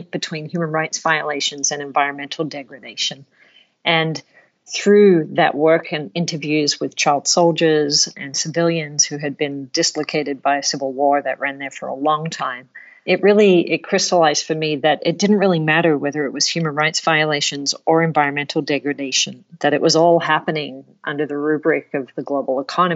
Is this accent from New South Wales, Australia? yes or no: yes; Sydney, New South Wales, Australia; I grew up in Australia, in Sydney, Australia